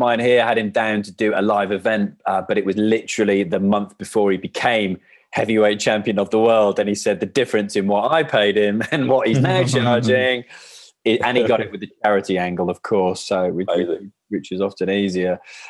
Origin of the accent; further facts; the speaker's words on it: Wales, United Kingdom; we're chatting rugby and stuff like that, being Welsh.